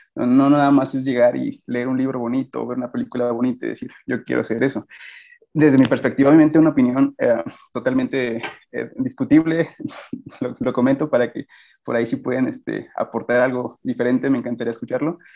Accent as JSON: {"language": "Spanish", "region": "Guanajuato", "country": "Mexico", "said": "yo soy de de Guanajuato, radico actualmente aquí"}